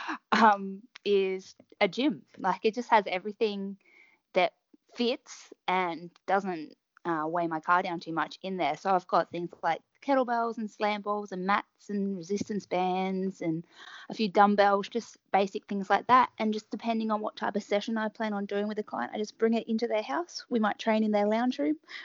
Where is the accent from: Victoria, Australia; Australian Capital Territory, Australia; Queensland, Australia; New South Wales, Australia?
Victoria, Australia; Melbourne; So I'm from Melbourne. In Australia